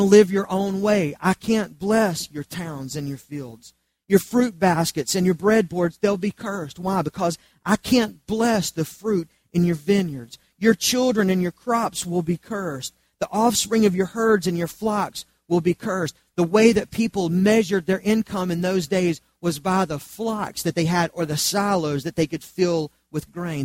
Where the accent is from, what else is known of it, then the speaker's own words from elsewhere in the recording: Charlotte, North Carolina, United States; I grew up in Charlotte under the umbrella of the PTL Club